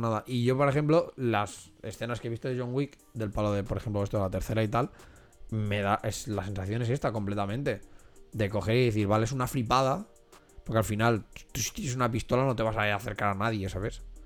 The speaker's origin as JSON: {"language": "Spanish", "country": "Spain", "said": "nosotros como españoles"}